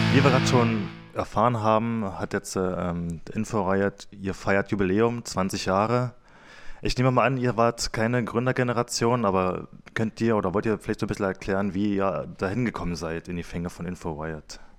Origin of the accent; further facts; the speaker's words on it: Cottbus, Brandenburg, Germany; ich, wieder in der Nähe von oder im Großraum Cottbus groß geworden bin